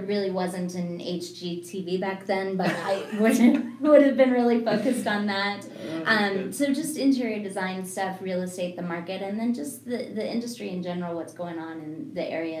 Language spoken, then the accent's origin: English; Evergreen, Colorado, United States; also born or lived in Broomfield, Colorado / Boulder, Colorado / Highlands Ranch, Colorado; I am a native. I'm from Colorado, so born and raised here. I grew up in Evergreen and lived in the mountains a little bit. Actually ended up graduating in Broomfield after my family moved just within my high school career. And then I've just lived in the whole Denver area